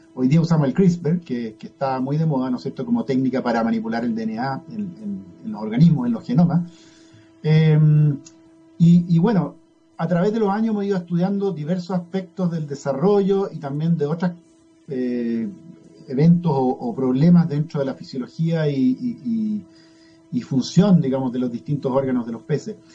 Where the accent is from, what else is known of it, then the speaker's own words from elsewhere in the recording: Chile; also born or lived in United States / Pennsylvania; tenía más afinidad con Chile, me parece, eh, porque tuve toda mi niñez, mi gran parte de mi juventud acá